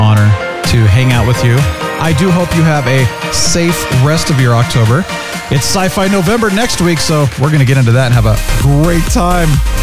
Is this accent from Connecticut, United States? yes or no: no; Phoenix, Arizona, United States; moved away; I grew up in Phoenix